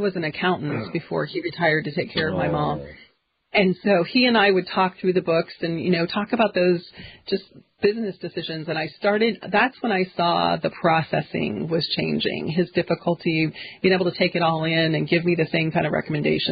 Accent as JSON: {"language": "English", "town": "Kansas City", "country": "United States", "moved": "as an adult", "said": "I am from Kansas City, a suburb of Kansas City, so I'm a city girl"}